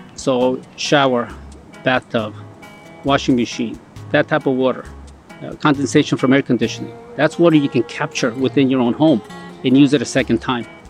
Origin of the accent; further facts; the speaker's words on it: Colombia; now in United States; I was born in Colombia